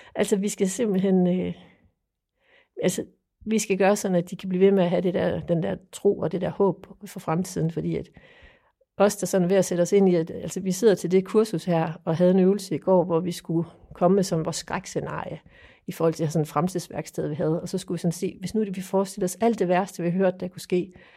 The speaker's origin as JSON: {"language": "Danish", "area": "Funen", "region": "Southern Denmark", "country": "Denmark", "said": "jeg kommer fra Fyn. Jeg bor i Strib"}